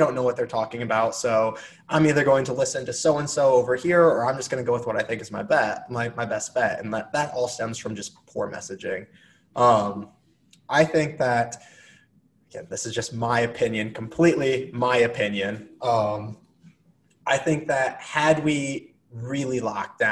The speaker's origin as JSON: {"language": "English", "country": "United States", "tie": "born or raised there", "moved": "yes", "said": "back where I grew up near Iowa"}